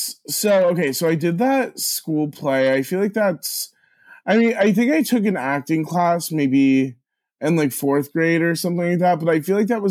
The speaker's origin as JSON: {"language": "English", "town": "Mountain Lakes", "region": "New Jersey", "country": "United States", "tie": "born or raised there", "said": "I grew up in Mountain Lakes, New Jersey, which is a very small suburban town."}